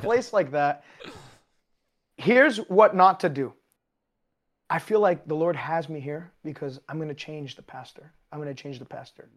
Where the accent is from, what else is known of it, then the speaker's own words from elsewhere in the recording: Canada; I am Canadian.